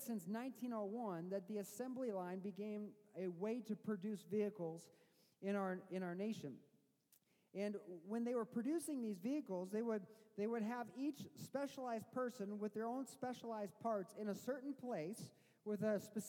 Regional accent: Missouri, United States; now in Michigan, United States; I didn't grow up in Michigan. I grew up in Missouri

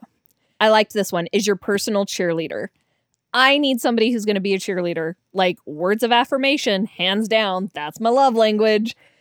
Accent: Denver, Colorado, United States; now in Utah, United States; I'm from Denver

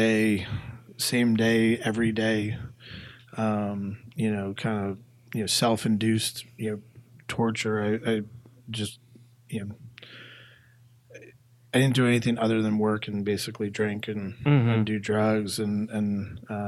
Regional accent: Massachusetts, United States; moved away as an adult; now in Atlanta, United States; I came from Massachusetts and moved down here in my early 20s

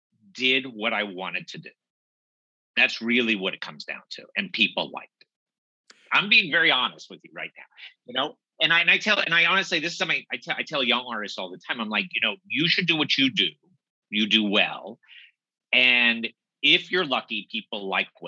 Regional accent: Los Angeles, California, United States; moved away as an adult; now in New York, United States; I'm from Los Angeles originally. Moved to New York in my early 30s

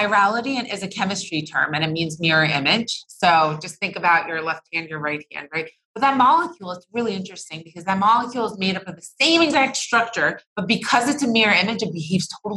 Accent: New Jersey, United States; now in Los Angeles, United States; I grew up in New Jersey, very, very humid summers. Now I'm in California

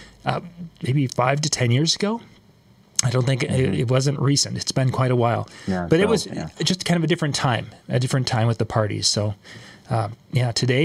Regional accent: Midwest, United States; I am from the Midwest

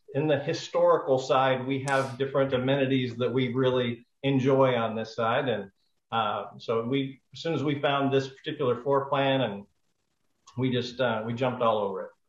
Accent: Pacific Northwest, United States; moved away as an adult; also born or lived in Puerto Rico; now in Hot Springs Village, United States; I'm originally from the Pacific Northwest.

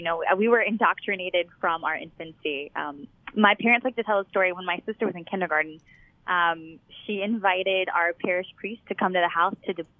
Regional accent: Baton Rouge, Louisiana, United States; now in Dallas, United States; So I grew up in Baton Rouge, Louisiana. It's the capital of Louisiana, just a block away from the St. Joseph Convent.

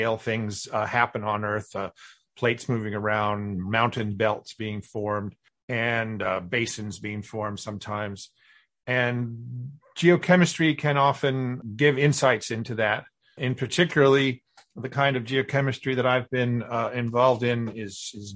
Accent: Kansas, United States; moved away as an adult; also born or lived in New Mexico / New York; now in Houston, United States; I grew up in Kansas

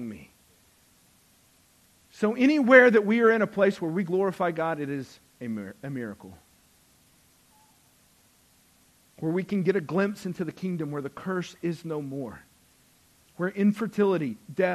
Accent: the South, United States; because we went to church and we grew up in the South

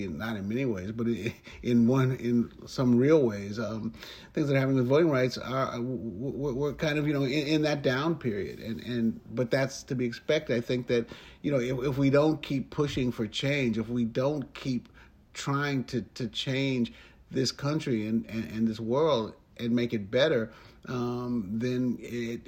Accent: New York City, New York, United States; I was raised in New York City

